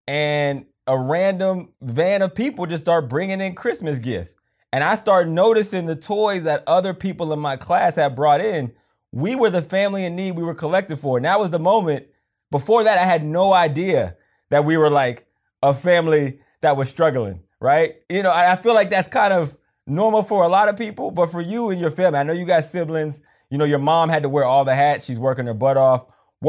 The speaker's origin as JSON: {"language": "English", "region": "Pennsylvania", "country": "United States", "tie": "born or raised there", "said": "So you grew up in Georgia. I grew up in Pennsylvania."}